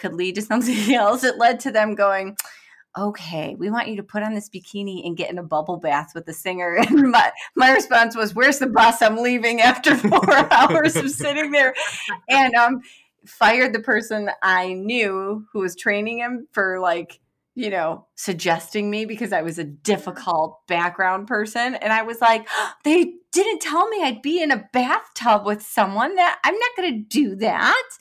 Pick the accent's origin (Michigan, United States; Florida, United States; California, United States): Michigan, United States; Detroit; I'm from Detroit